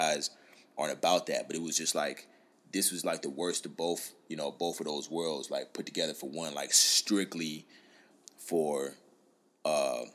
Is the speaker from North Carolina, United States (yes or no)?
yes; North Carolina, United States; moved away; also born or lived in Atlanta, Georgia; I'm from North Carolina